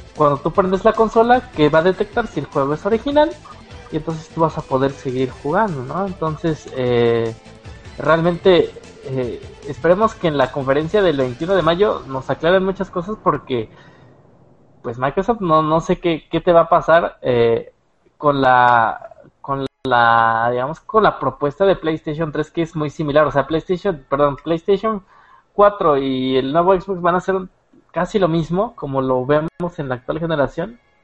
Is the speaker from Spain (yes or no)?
no; Mexico; lo hablamos aquí nosotros como mexicanos